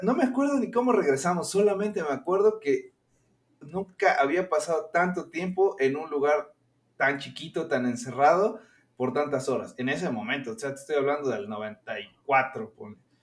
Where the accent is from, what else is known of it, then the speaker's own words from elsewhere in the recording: Orizaba, Veracruz, Mexico; moved away as an adult; now in Mexico City, Mexico; de donde yo soy, Orizaba, Veracruz